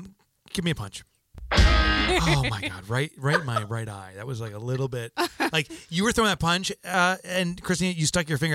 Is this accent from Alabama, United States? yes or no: no; New Jersey, United States; I mean, we're from New Jersey, so we get it.